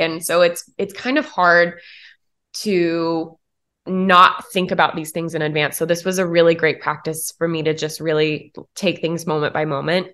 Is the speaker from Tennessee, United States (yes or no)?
yes; Tennessee, United States; moved away; also born or lived in Atlanta; A small town in Tennessee